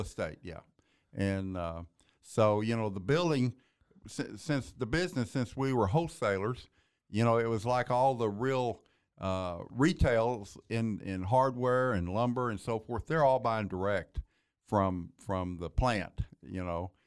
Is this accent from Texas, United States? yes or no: yes; Waco, Texas, United States; also born or lived in Kaufman, Texas; born and raised in Waco